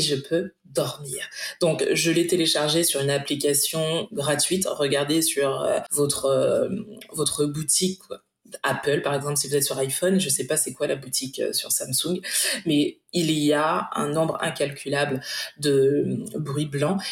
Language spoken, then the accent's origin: French; Martinique; je suis martiniquaise